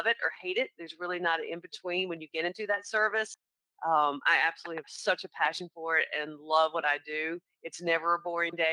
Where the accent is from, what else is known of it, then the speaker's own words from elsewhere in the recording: the South, United States; accent: Southern; also born or lived in North Carolina; I turn on my Southern accent a little more